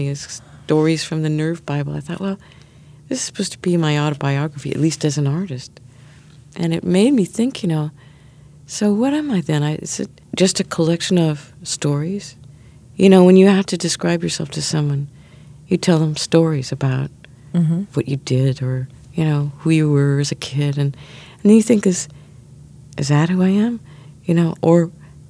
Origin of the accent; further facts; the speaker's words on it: near Chicago, Illinois, United States; now in New York, United States; I grew up near Chicago and then moved to New York